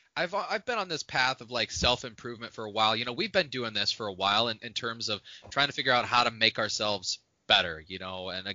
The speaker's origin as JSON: {"language": "English", "region": "Indiana", "country": "United States", "tie": "born or raised there", "said": "Like, I grew up in Indiana, northwest Indiana"}